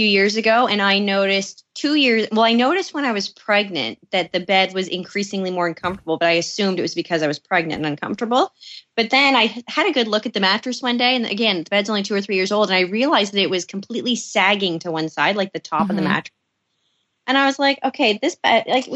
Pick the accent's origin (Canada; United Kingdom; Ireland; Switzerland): Canada; Victoria, British Columbia; moved away; I was born in Victoria